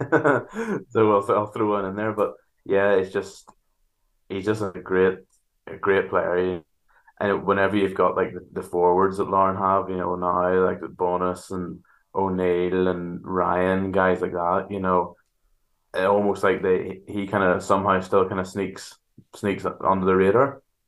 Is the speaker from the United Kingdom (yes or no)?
yes; Antrim, Northern Ireland, United Kingdom; moved away as an adult; now in Larne, United Kingdom; I grew up in Antrim